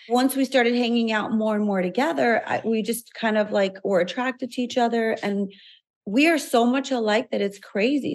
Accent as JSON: {"language": "English", "town": "Chicago", "region": "Illinois", "country": "United States", "tie": "born or raised there", "said": "we're both from Chicago, we both grew"}